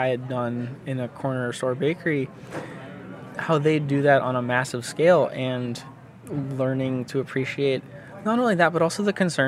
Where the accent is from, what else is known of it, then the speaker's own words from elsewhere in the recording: New England, United States; my hometown needs revitalization. It's kind of one of those stereotypical New England mill towns